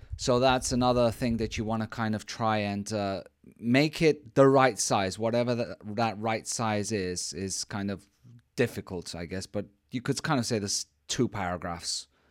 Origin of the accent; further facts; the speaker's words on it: Spain; I'm from Spain.